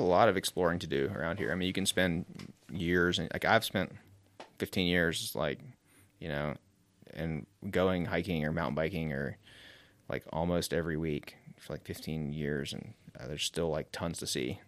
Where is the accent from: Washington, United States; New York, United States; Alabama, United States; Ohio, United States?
Alabama, United States; Mobile; moved away as an adult; now in Asheville, United States; I grew up on the Gulf Coast in Mobile, Alabama. Um, and I moved here when I was eighteen to ride mountain bikes.